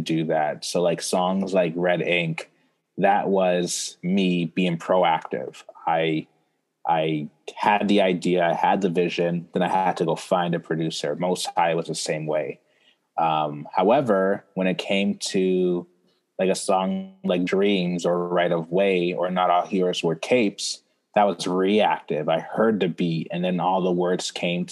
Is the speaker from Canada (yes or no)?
yes; Toronto, Ontario, Canada; also born or lived in Brampton, Ontario / Ghana (parents); I was born here in Toronto. And I lived in Toronto with my family till I was 10. So when I was 10, we moved to Brampton, Ontario